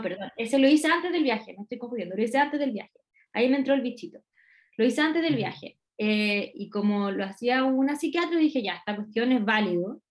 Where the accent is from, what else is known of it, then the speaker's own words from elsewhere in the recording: Santiago, Santiago Metropolitan Region, Chile; moved away as an adult; also born or lived in Curicó; yo soy de Santiago